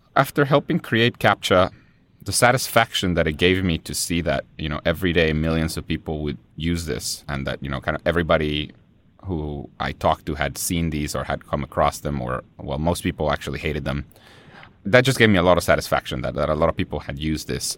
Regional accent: Guatemala City, Guatemala Department, Guatemala; born or raised there; first language Spanish; English is a second language; now in United States

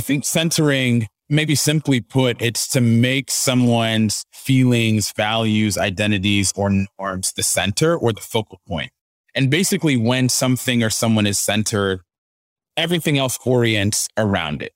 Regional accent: Dallas, Texas, United States; moved away as an adult; also born or lived in Ghana (parents) / Abilene, Texas / Spokane, Washington; now in Nashville, United States; I grew up in the Dallas area

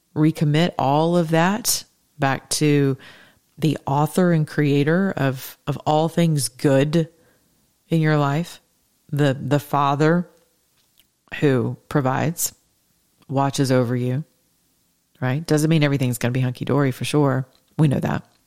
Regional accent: the South, United States; I'm from the South

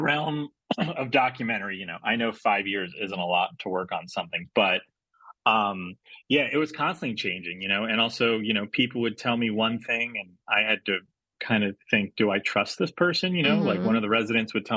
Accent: United States; I grew up in the States, but both my parents are from Australia

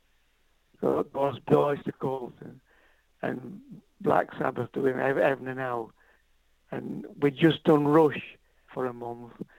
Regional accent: Yorkshire and the Humber, United Kingdom; I grew up between Sheffield and Doncaster in Yorkshire

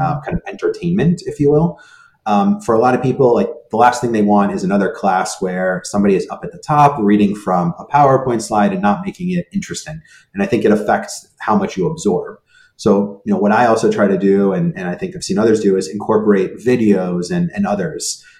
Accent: California, United States; first language Hebrew; English is a second language; also born or lived in Israel / New York; now in Boston, United States; I was born in Israel. Um, and then at the age of three, um, my parents um, and I at that point uh, moved to the US. And the reason we moved, we moved out to California

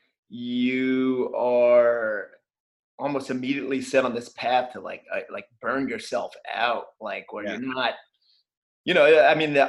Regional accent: Morristown, New Jersey, United States; the skate shop in my hometown, Morristown, New Jersey

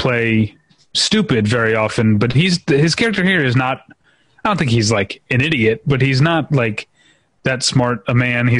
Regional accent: United States; my American blindness.

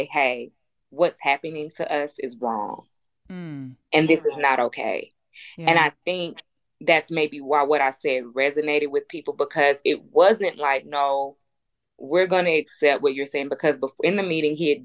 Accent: Houston, Texas, United States; I'm from Third Ward. I went to Jack Yates

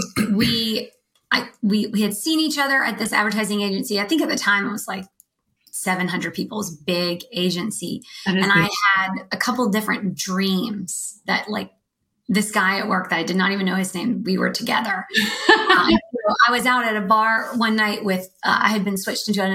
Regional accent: Nashville, Tennessee, United States; moved away as an adult; also born or lived in Austin / Los Angeles / San Francisco; I'm from Nashville

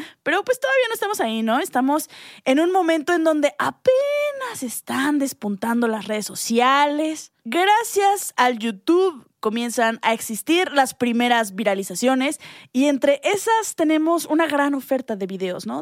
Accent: Mexico

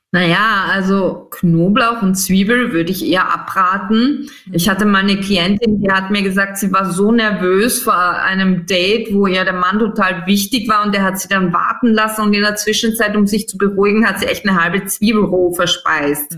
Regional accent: Styria, Austria; moved away; ich komme aus der Steiermark ursprünglich

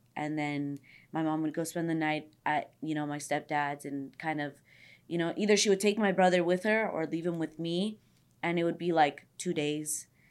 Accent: Los Angeles, California, United States; I'm from the valley too. I'm from San Fernando Valley. I grew up everywhere. I was always, like, moving to different areas of the valley

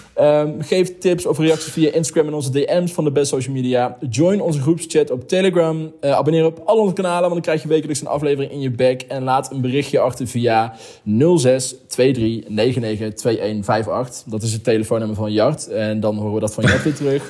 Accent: Heesch, North Brabant, Netherlands; Ik kom uit Hees, dat ligt onder Os.

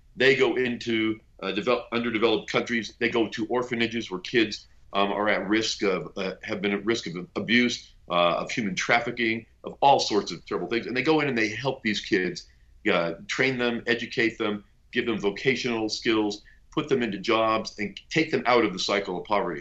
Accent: Bay Area, California, United States; now in Southern California, United States; I am a transplant down here to Southern California. I grew up in the Bay Area, a long-suffering Golden State Warrior fan.

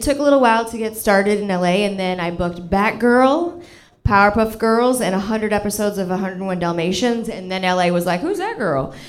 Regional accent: Toronto, Ontario, Canada; now in Los Angeles, United States; I grew up in Toronto

